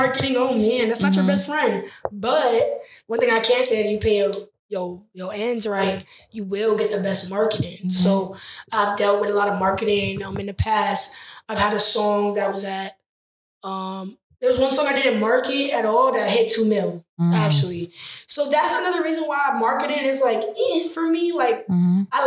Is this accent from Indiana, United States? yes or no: no; Broward County, Florida, United States; now in New York, United States; I'm from Broward County